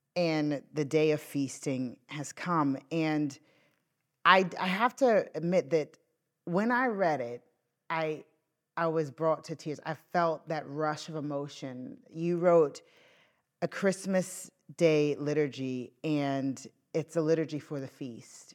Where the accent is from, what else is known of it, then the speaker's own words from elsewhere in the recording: Northern Irish, Northern Ireland, United Kingdom; moved away; a Northern Irish dad of young children